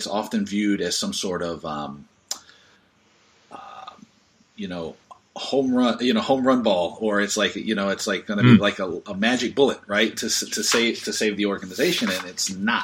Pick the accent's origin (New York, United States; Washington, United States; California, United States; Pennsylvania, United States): Washington, United States; Seattle; we're both from Seattle